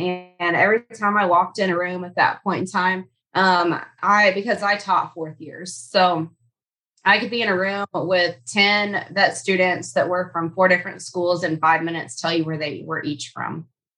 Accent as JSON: {"language": "English", "region": "Kansas", "country": "United States", "tie": "born or raised there", "also_born_or_lived": "Grenada / Southwest Arkansas", "moved": "as an adult", "lives_now": "Arkansas, United States", "said": "I'm a sixth-generation cattle producer. I grew up in Kansas."}